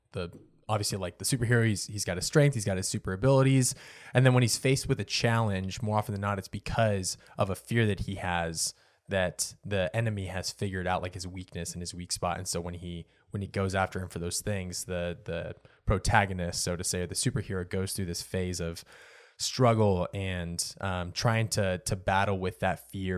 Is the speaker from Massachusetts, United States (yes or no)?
no; Oregon, United States; moved away; I grew up in Oregon, so the water was a little bit cleaner up there than what it is down here